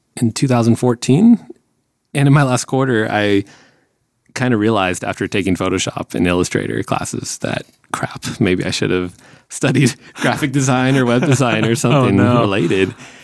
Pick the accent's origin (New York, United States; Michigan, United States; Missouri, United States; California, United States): California, United States; between San Francisco and LA; moved away as an adult; we're kind of close to San Francisco, we're my hometown area, basically it's between here